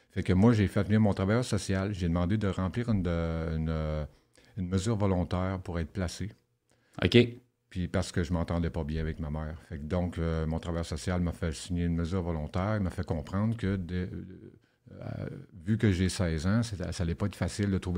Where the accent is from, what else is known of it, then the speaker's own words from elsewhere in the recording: Rouyn-Noranda, Quebec, Canada; J'ai grandi à Rouen-Noranda. J'ai voyagé beaucoup à travers le Québec.